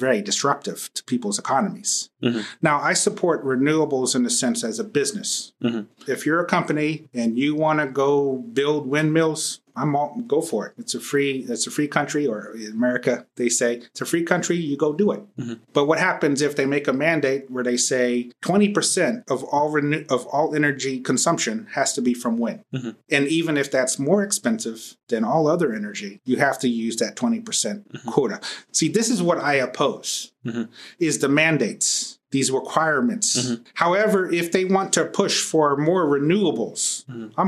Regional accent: Dallas, Texas, United States; I'm from Dallas

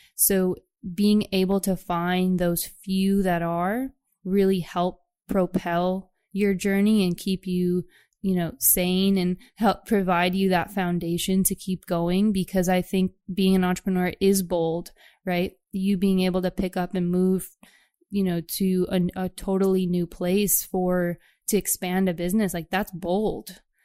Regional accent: Chicago, Illinois, United States; moved away as an adult; also born or lived in New York City; I'm actually from the Chicagoland area

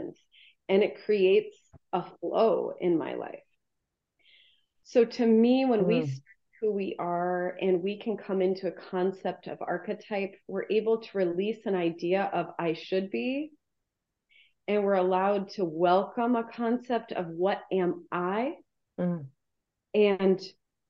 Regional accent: Midwest, United States; I was born in 78 in the Midwest

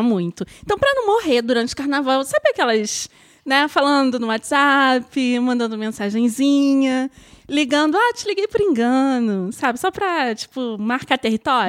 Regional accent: Rio de Janeiro, Brazil; obviamente sou carioca

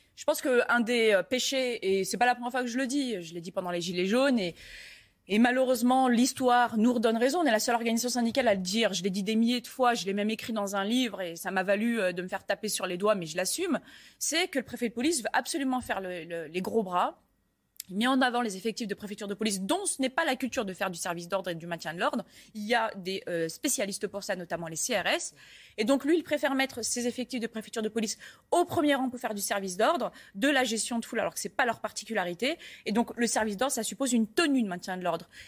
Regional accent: Paris, Île-de-France, France; je suis parisienne

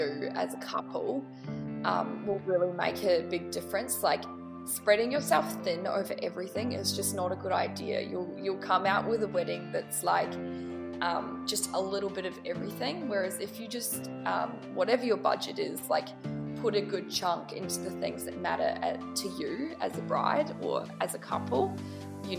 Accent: New Zealand; moved away as an adult; now in Melbourne, Australia; I'm from New Zealand originally

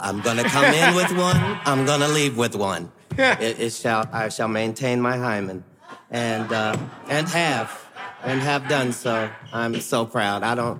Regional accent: Ohio, United States; I'm from Ohio, for crying out loud.

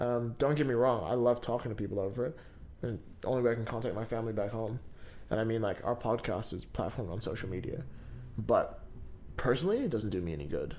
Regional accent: Kaitaia, Northland, New Zealand; moved away; I'm from Kaitaia and I went home last week

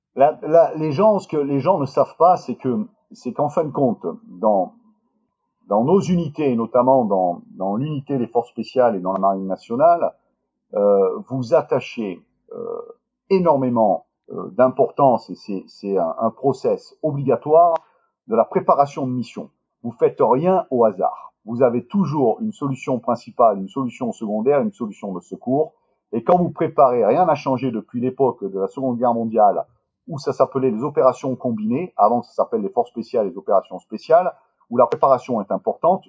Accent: Marseille, Provence-Alpes-Côte d'Azur, France; je suis originaire du sud de la France, je suis de Marseille

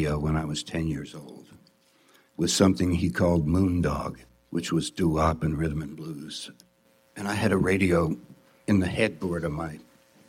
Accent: New York City, New York, United States; moved away as an adult; also born or lived in Ohio / Marin County, California; I grew up in New York

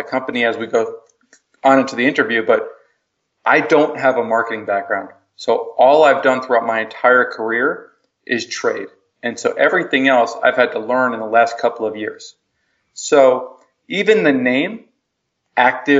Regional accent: New Jersey, United States; moved away as an adult; now in Chicago, United States; I grew up on the East Coast, grew up in New Jersey, moved out to Chicago

